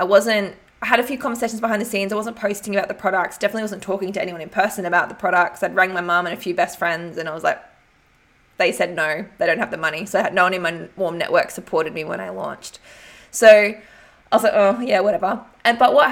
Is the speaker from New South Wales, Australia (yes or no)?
yes; Albury, New South Wales, Australia; moved away; my hometown, Albury.